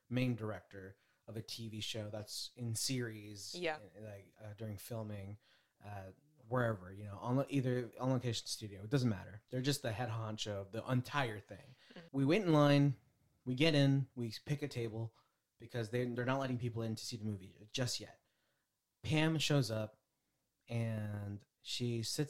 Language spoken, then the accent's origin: English; Bay Area, California, United States; we're from the Bay Area.